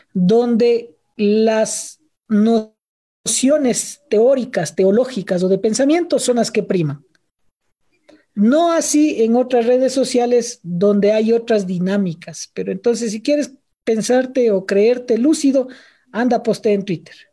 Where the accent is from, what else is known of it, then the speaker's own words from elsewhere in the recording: Quito, Pichincha, Ecuador; siendo un andino quiteño